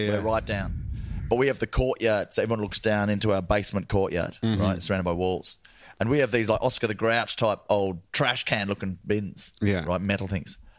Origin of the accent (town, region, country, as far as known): Australia